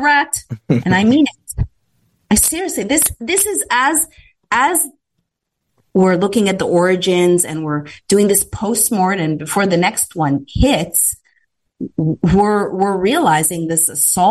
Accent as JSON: {"language": "English", "country": "Canada", "tie": "born or raised there", "moved": "yes", "said": "as a Canadian that wasn't raised in a litigious environment"}